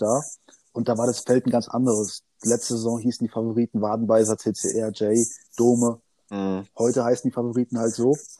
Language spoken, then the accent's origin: German; Odenwald, near Darmstadt, Hesse, Germany; ich bin am Tor zum Odenwald aufgewachsen, geboren und lebe hier